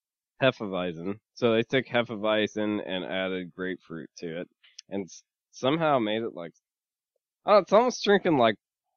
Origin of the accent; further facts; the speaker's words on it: Michigan, United States; now in Arizona, United States; I'm from Michigan.